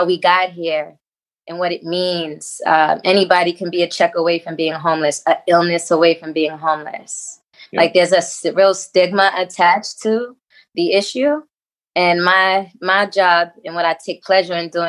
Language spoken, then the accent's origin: English; New York City, New York, United States; I'm born and raised in Harlem